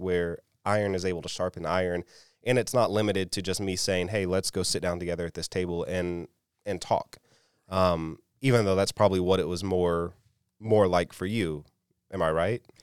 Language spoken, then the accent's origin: English; South Alabama, United States; moved away as an adult; I grew up in South Alabama